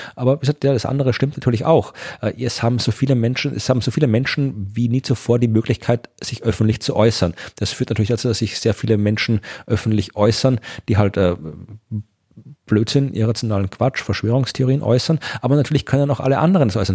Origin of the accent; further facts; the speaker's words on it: Austria; moved away as an adult; also born or lived in Jena, Thuringia, Germany; ich bin zwar in Österreich geboren, ich bin österreichischer Staatsbürger und so, also ich habe meinen bevor ich nach Deutschland übersiedelt bin, nach meinem Studium, auch mein ganzes Leben davor in Österreich verbracht